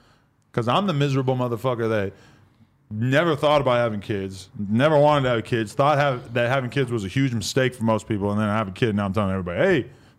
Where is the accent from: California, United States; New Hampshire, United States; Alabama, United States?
New Hampshire, United States; moved away; New Hampshire, like right outside Boston.